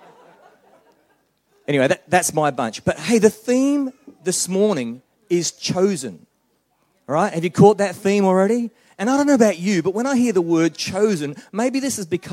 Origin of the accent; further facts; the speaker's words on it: Australia; moved away as an adult; now in New Zealand; I'm an Australian